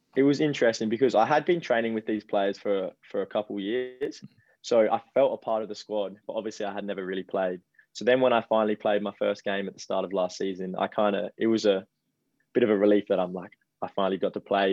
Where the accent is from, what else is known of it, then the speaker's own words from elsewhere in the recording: Adelaide, South Australia, Australia; moved away as an adult; now in Central Coast, Australia; where I grew up in Adelaide, I was two minutes from the beach.